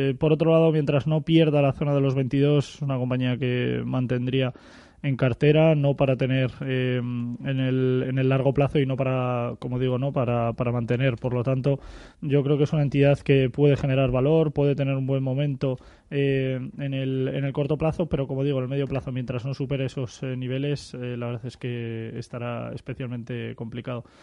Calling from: Madrid, Community of Madrid, Spain; Hola, buenos días.

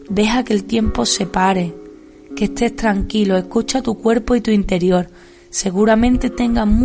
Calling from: Seville, Andalusia, Spain; Buenas tardes a todos. Os hablo desde Sevilla. … soy una profe del Colegio Santa Ana de Sevilla

